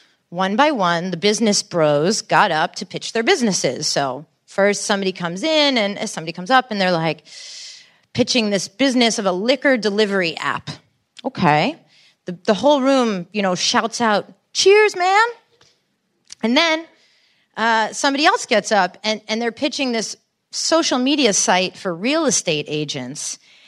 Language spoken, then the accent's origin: English; New York, United States; You see, growing up in Bridge and Tunnel, Long Island, I was the kind of kid who could hang out with the jocks or with the potheads or with the debate club nerds.